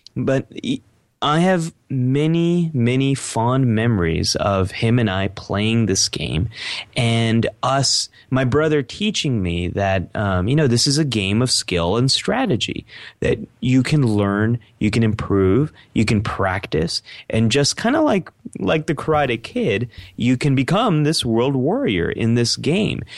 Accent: Silicon Valley, California, United States; Growing up in Silicon Valley

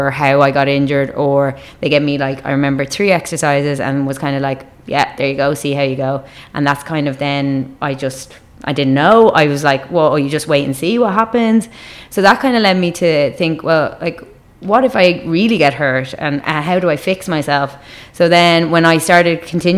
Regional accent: Dublin, Leinster, Ireland; accent: Irish; I grew up in Dublin, so I'm from the north side of Dublin.

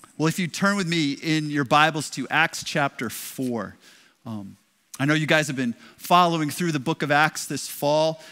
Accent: Westerly, Rhode Island, United States; moved away as an adult; now in Lynn, United States; I grew up in Westerly, Westerly High School

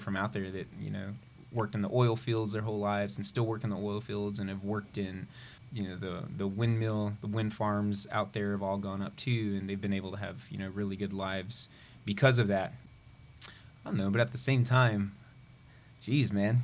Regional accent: Sweetwater, Texas, United States; also born or lived in El Paso, Texas / Lubbock, Texas; I grew up in West Texas, a little bit north of Big Bend area

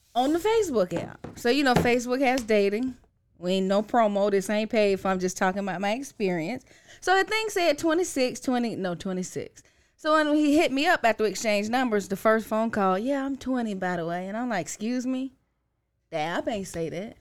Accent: Orlando, Florida, United States; moved away; I'm from Orlando. That's the home city.

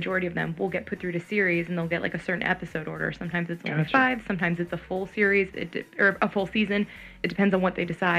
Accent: San Francisco, California, United States; now in Los Angeles, United States; I'm from the Bay Area

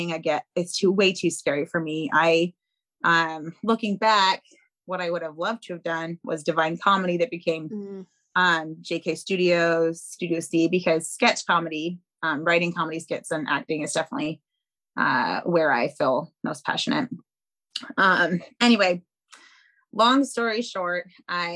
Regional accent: Seattle, Washington, United States; I grew up in South Seattle

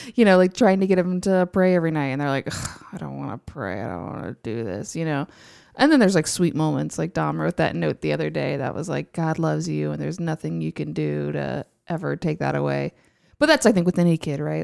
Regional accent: Houston, Texas, United States; I'm from Houston. I grew up in Houston, so I am an Astros fan

